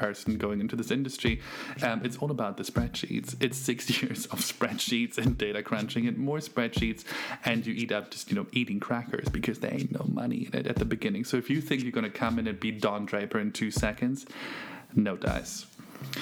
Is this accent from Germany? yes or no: yes; Germany; now in Lausanne, Switzerland; I'm from Germany